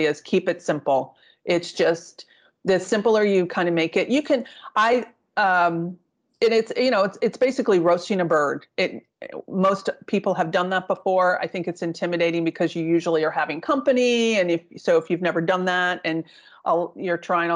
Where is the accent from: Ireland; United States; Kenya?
United States; East Coast; I grew up on the East Coast, and there's a part of my family's Italian